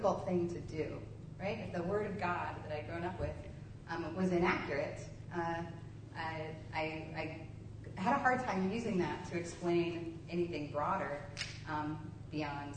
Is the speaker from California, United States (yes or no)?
no; Kentucky, United States; moved away; my hometown in Kentucky